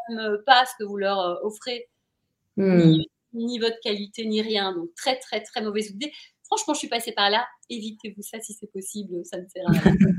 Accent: Brussels, Brussels-Capital Region, Belgium; moved away as an adult; also born or lived in Paris; j'ai grandi à Bruxelles

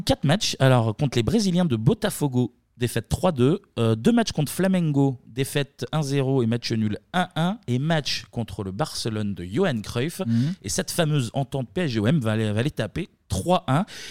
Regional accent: Mâcon, Bourgogne-Franche-Comté, France; je suis de Macon et d'une famille pas du tout de foot

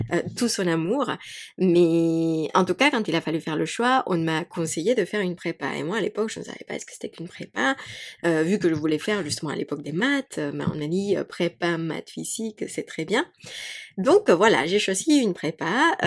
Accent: Mexico; French is a second language; moved away; moi j'ai grandi, donc j'ai grandi au Mexique

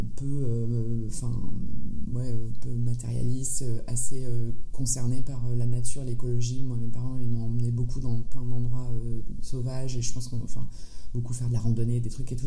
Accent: France; also born or lived in San Francisco, United States; je suis née en France et j'ai grandi en France. j'ai passé une partie de mon enfance à San Francisco

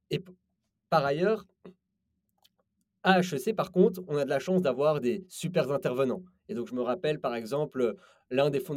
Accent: Belgium; moved away as an adult; also born or lived in London / Paris; Je viens de Belgique. Euh, j'ai étudié à Londres les mathématiques.

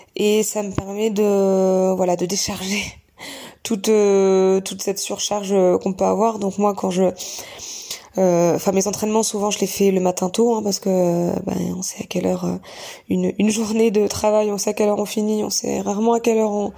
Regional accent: Bayeux, Normandy, France; moved away; also born or lived in Caen; je suis originaire de Normandie, plus précisément de Bayeux, petite commune à côté de Caen

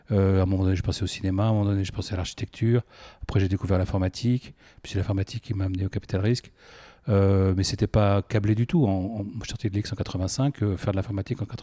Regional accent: Versailles, Île-de-France, France; also born or lived in Paris; dès l'âge de 3 ans, j'ai émigré à Versailles et j'ai grandi à Versailles jusqu'à la prépa. Euh, après, j'ai vécu à Paris ou en proche banlieue.

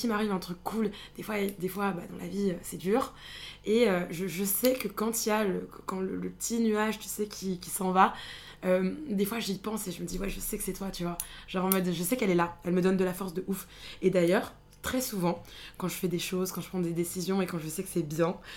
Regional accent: northern France, France; also born or lived in Rwanda; T'as grandi où Dans le nord de la France.

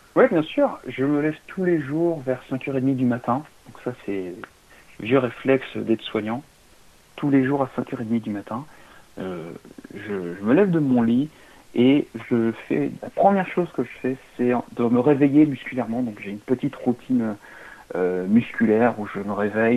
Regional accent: Limoges, Nouvelle-Aquitaine, France; moi, je viens de Limoges

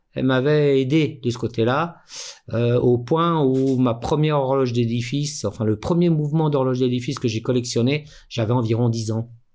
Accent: Mantes-la-Jolie, Île-de-France, France; moved away as an adult; also born or lived in Paris; now in Switzerland; à la base, je suis né à Paris, mhm. mais mes parents euh, avaient bougé vers Mantes-la-Jolie, une petite, enfin, hein. une petite ville de de l'Ouest parisien.

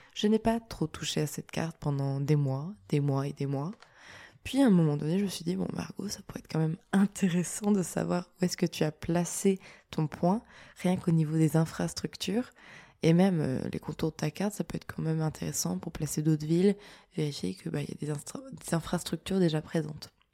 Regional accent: France; je suis française, mais au-delà de ça, je suis européenne

